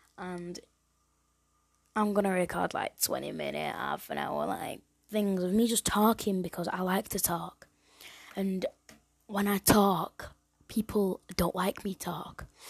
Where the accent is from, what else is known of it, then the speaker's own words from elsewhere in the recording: England, United Kingdom; I'm from England